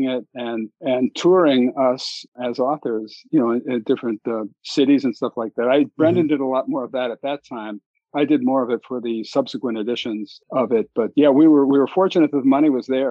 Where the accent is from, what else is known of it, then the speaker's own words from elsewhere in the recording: Philadelphia, Pennsylvania, United States; a kid growing up in Philadelphia